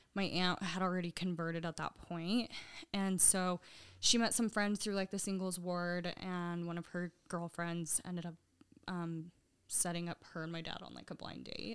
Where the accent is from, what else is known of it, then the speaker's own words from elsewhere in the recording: Sandy, Utah, United States; I grew up in Sandy, um, pretty much since always